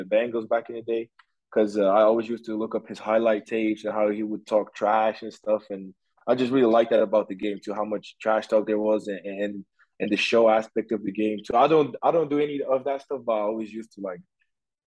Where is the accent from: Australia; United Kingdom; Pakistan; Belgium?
Belgium; moved away as an adult; also born or lived in Towson, Maryland, United States; I'm from Belgium. I'm born in Belgium. My family and all my friends are still in Belgium